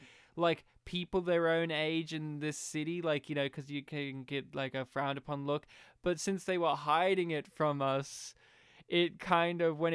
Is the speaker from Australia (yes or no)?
yes; Australia; we're from Australia.